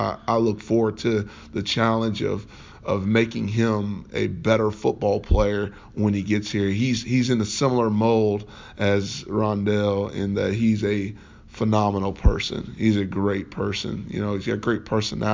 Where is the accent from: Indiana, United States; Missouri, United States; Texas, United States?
Indiana, United States; growing up here in state